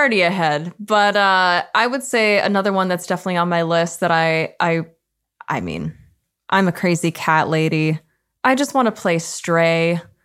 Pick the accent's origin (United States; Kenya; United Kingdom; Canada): Canada; as a Canadian